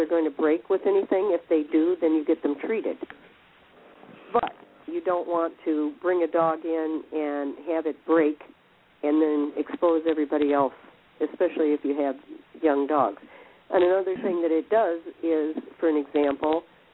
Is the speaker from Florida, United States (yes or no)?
no; Michigan, United States; I'm from Michigan